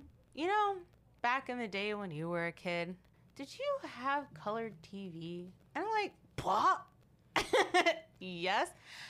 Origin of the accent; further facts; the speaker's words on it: Baltimore, Maryland, United States; We're three sisters from the Baltimore, Maryland area.